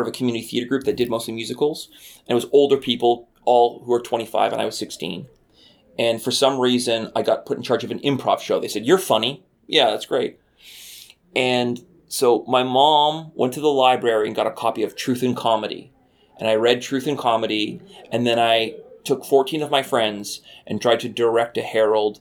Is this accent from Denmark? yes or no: no; Canada